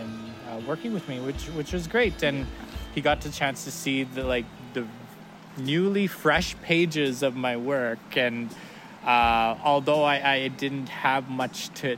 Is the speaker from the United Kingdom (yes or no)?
no; Saskatchewan, Canada; also born or lived in Banff; now in Calgary, Canada; I'm from Soto First Nation, Saskatchewan. I'm Plains